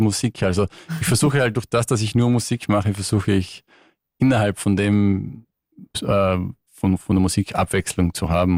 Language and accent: German; Tyrol, Austria; moved away as an adult; now in London, United Kingdom; komme ursprünglich aus Tirol